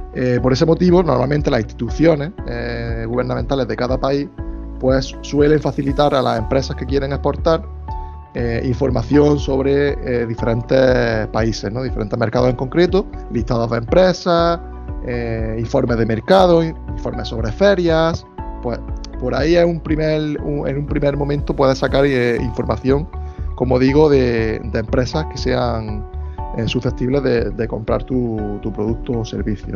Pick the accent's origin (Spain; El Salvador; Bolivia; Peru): Spain; yo como soy de España